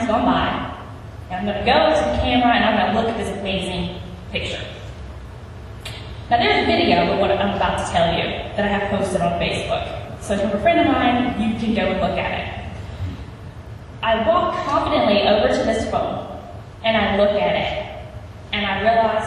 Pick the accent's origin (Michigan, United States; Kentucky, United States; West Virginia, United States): West Virginia, United States; I was born and raised in West Virginia